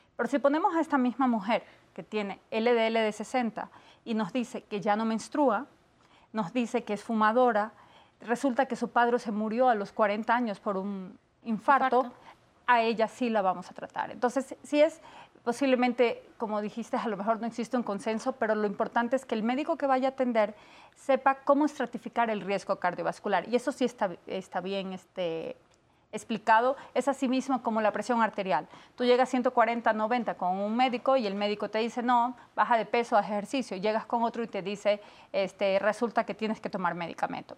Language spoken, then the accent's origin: Spanish; Ecuador; moved away; Yo soy de Ecuador